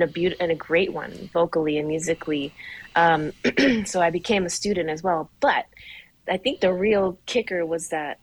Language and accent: English; Portland, United States; now in Albuquerque, United States; I'm in New Mexico now, and I think of how much. Being here in Albuquerque, because I grew up in Portland